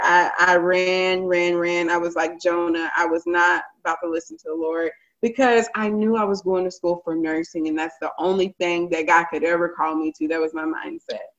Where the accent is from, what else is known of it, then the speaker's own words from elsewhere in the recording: Garland, Texas, United States; moved away as an adult; also born or lived in Nacogdoches, Texas; now in Austin, United States; I grew up in Garland. My whole life was spent in Garland